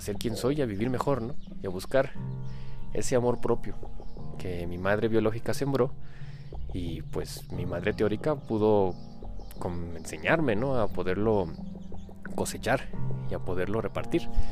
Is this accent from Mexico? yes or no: yes; Mexico; aquí en mi país, México